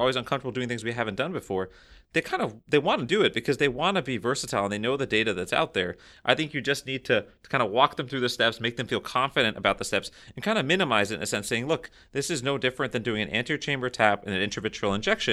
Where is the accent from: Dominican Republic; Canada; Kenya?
Canada; speaking as a Canadian retinal surgeon